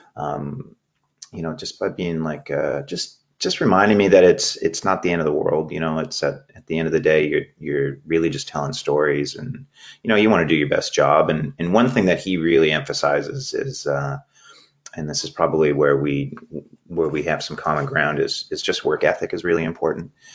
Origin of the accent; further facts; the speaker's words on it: Maple Ridge, British Columbia, Canada; also born or lived in Toronto / Vancouver; I grew up in Maple Ridge, uh, and then I was in Toronto at the beginning uh, for 2003 to 2005, and then I've been back in Vancouver since then